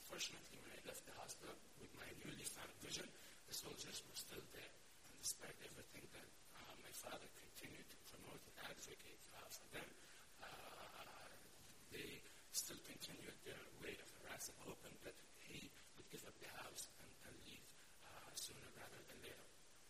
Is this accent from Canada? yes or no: no; Gaza, Gaza Strip, Palestine; now in United States; I lived in the U.S. for 13 years, but I can still point to that house and say, I'm from Gaza, and I'm Palestinian, and I'm proud of that.